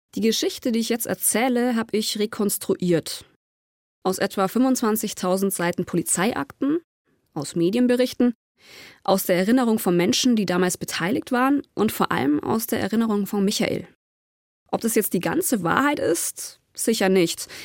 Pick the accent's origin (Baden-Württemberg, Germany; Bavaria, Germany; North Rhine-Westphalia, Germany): Bavaria, Germany; near the Ammersee; Ich bin ganz in der Nähe aufgewachsen